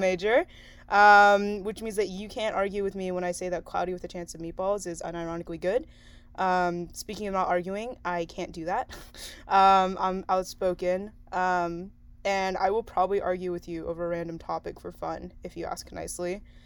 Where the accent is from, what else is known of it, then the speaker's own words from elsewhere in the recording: San Diego, California, United States; also born or lived in China; my parents imported me to San Diego when I was like a year old